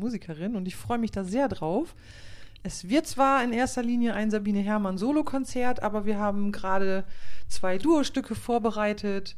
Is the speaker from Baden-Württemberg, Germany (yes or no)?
no; Klostermoor, Lower Saxony, Germany; moved away as an adult; Aufgewachsen bin ich in Klostermoor im Landkreis Leer.